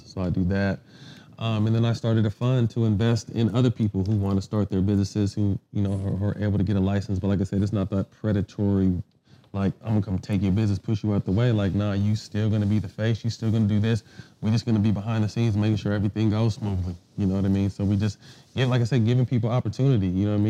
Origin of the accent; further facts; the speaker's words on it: Sacramento, California, United States; I grew up in Sac.